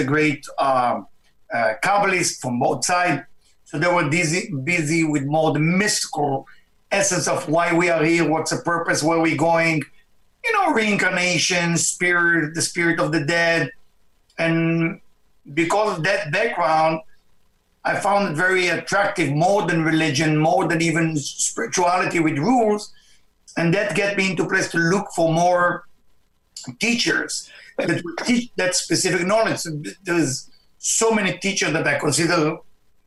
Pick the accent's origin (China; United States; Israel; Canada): Israel; my background is I was born in Israel, and to a family which is, of course, Jewish family